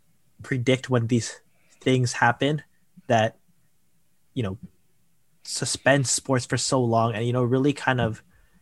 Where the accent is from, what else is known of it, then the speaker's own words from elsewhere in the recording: Canada; for us as being Canadian